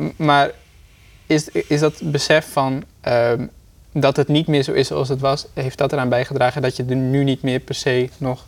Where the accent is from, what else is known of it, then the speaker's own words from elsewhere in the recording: Grou, Friesland, Netherlands; also born or lived in Groningen; Ik kom uit Grauw, maar ik ben terug naar Friesland gegaan